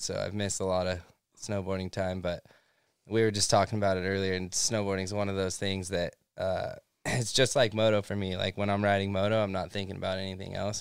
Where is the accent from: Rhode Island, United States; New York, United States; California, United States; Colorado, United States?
California, United States; Central; moved away as an adult; now in Southern California, United States; I grew up in Central California.